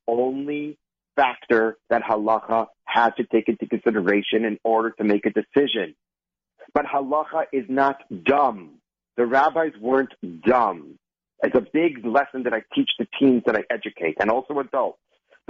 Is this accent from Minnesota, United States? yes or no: yes; Minnesota, United States; you see, I'm from Minnesota. Not from the East Coast, thank God.